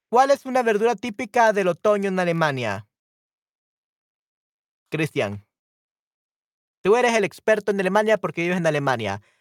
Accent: El Salvador; El papaturro es una fruta rica que tiene buen sabor y se da solo en mi tierra, en mi lindo El Salvador.

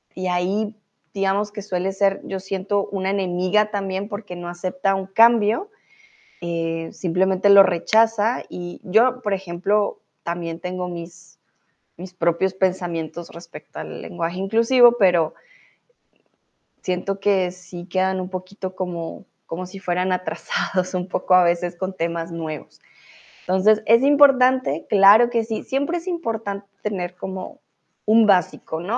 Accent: Colombia; moved away as an adult; also born or lived in Mexico; now in Germany; yo soy de Colombia

